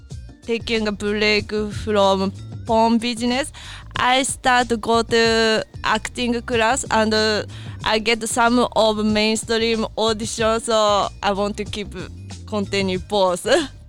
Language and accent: English; Japan; English is a second language; now in United States